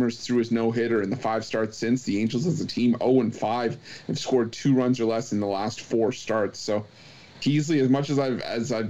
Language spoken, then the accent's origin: English; Toronto, Ontario, Canada; my hometown team